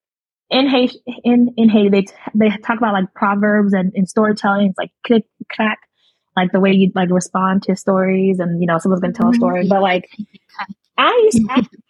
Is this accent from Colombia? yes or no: no; Nigeria; I'm Nigerian